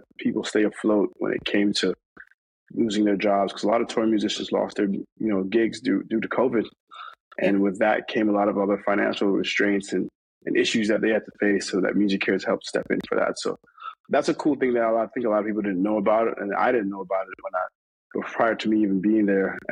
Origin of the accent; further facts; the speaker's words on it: New York, United States; I'm Jamaican. I grew up I'm from New York